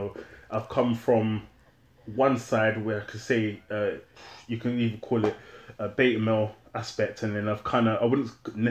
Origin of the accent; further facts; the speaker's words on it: London, United Kingdom; I grew up in London, born in London, grew up in London